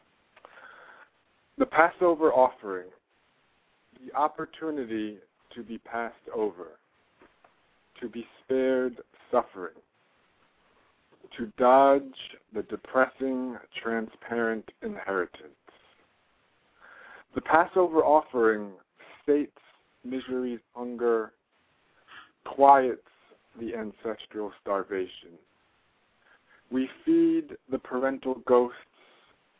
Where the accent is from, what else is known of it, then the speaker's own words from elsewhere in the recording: New York City, New York, United States; I was raised in Park Slope, Brooklyn